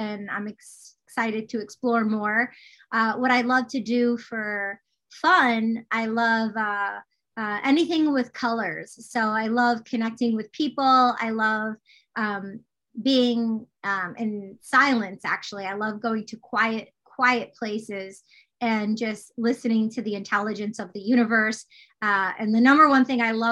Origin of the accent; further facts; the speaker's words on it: Detroit, Michigan, United States; growing up in Detroit, Michigan, out in the suburbs